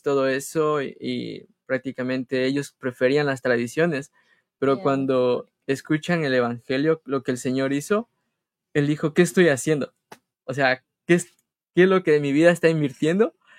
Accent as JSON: {"language": "Spanish", "town": "Colta", "region": "Chimborazo", "country": "Ecuador", "moved": "yes", "lives_now": "United States", "said": "Somos hermanos y somos de Ecuador, de la provincia del Chimborazo, del cantón Colt."}